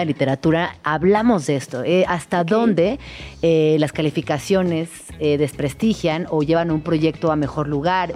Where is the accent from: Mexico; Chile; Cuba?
Mexico; Mexico City; also born or lived in Chiapas; yo crecí en estas colonias del Arco Norte. Para mí eh, yo saben que soy de Chiapas y llego a la Ciudad de México